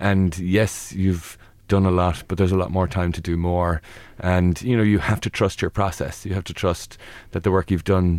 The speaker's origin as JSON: {"language": "English", "country": "Ireland", "said": "we can be really impressive, especially as Irish people."}